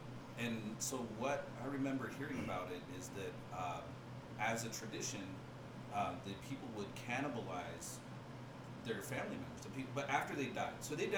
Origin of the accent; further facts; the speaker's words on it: Washington, United States; You and I spent some time growing up in Washington State.